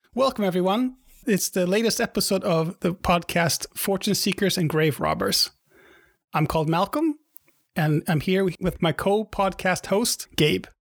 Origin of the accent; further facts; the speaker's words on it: Sweden; I'm from Sweden